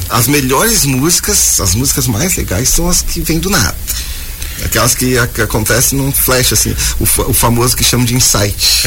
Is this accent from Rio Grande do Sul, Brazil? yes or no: yes; Caçapava do Sul, Rio Grande do Sul, Brazil; moved away as an adult; also born or lived in Porto Alegre; now in Joinville, Brazil; eu comecei a tocar, cantar lá em Caçapava do Sul, no uhum. Rio Grande do Sul